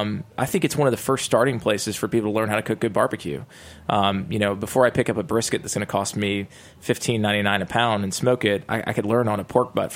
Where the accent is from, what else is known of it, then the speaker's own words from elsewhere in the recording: the South, United States; I'm born and raised in the South.